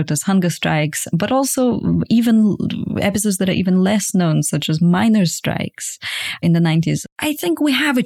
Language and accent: English; Lviv, Lviv Oblast, Ukraine; first language Ukrainian; English is a second language; moved away; I come from Lviv. I come from a totally Ukrainian-speaking family and a completely Ukrainian-speaking region, right? And I went to school in 1991